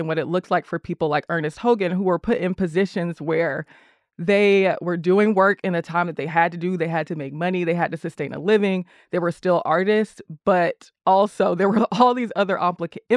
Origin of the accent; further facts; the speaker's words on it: College Park, Georgia, United States; I grew up in College Park and on the south side of Metro Atlanta